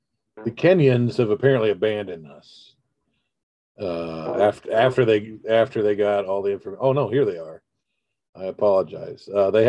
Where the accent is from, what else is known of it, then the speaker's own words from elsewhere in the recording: United States; I'm an American.